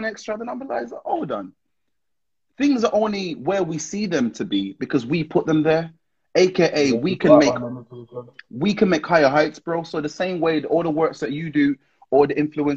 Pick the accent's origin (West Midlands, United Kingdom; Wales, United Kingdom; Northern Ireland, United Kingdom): West Midlands, United Kingdom; Wolverhampton; I'm from Wolverhampton